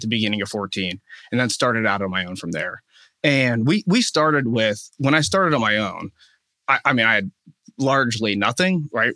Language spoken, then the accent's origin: English; Wexford, Pennsylvania, United States; I am from Wexford. So grew yeah. up here